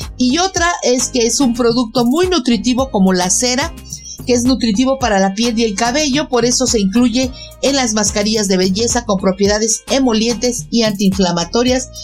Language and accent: Spanish; Mexico City, Mexico; yo como mexicana y de aquí de la Ciudad de México